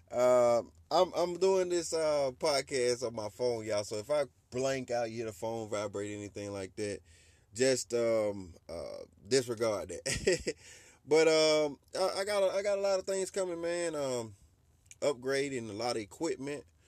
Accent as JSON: {"language": "English", "region": "Georgia", "country": "United States", "tie": "born or raised there", "said": "my hometown of Georgia"}